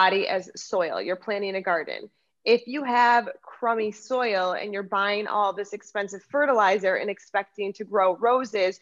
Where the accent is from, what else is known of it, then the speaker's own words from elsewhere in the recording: United States; also born or lived in Lucerne, Switzerland; I am American